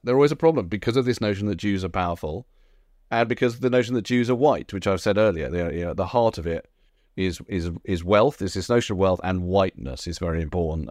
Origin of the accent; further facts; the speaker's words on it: United Kingdom; as a British Jew